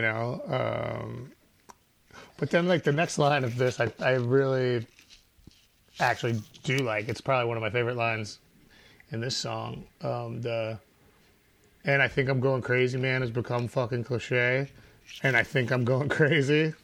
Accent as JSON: {"language": "English", "town": "Chicago", "region": "Illinois", "country": "United States", "tie": "born or raised there", "said": "I grew up on Briar and Sheridan, which is just one block east of Broadway and Briar"}